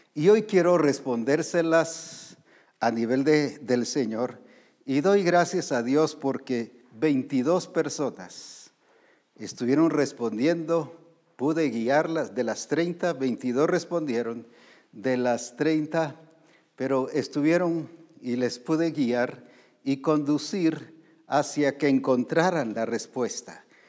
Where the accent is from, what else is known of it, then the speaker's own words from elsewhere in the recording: Guatemala; aquí en Guatemala